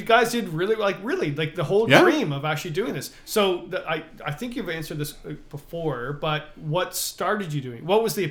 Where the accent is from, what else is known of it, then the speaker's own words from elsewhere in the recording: Canada; well, I'm Canadian.